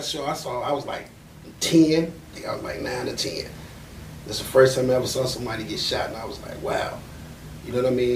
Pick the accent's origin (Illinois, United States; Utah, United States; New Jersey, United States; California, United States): Illinois, United States; Chicago; growing up in Chicago at that time, we used to have park districts